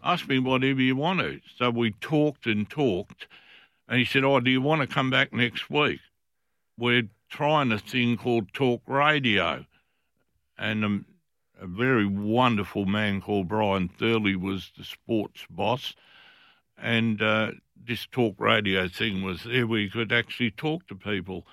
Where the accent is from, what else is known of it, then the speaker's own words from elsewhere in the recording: Fremantle, Western Australia, Australia; I was from Fremantle. Fremantle